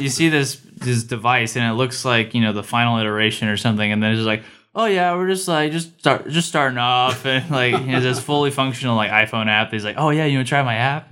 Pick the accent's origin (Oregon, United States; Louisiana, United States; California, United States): California, United States; moved away as an adult; I'm from California